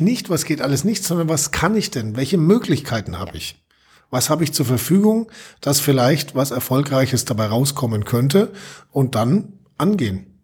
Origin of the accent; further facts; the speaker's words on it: Allgäu, Germany; bei uns im Allgäu